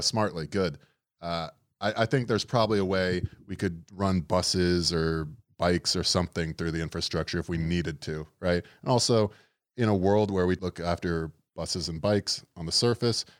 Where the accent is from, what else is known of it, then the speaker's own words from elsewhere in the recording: Florida, United States; now in New York, United States; we're from Florida